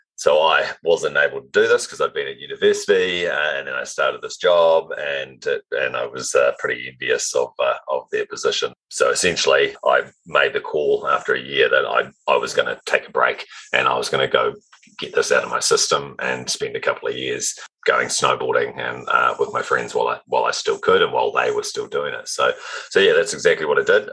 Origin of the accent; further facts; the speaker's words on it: Auckland, New Zealand; Auckland, New Zealand uh, is, uh, is, where I, I, started my journey